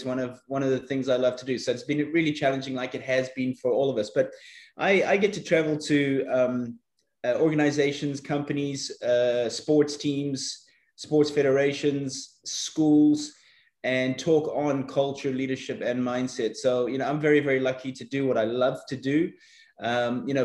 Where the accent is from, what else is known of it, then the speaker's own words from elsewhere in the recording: South Africa; my early days growing up in South Africa